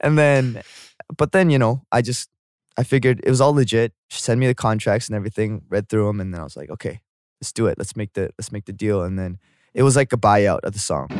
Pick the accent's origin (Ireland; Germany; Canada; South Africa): Canada; moved away as an adult; also born or lived in South Korea; now in Seoul, South Korea; I'm from, I'm from Canada, but then I was born here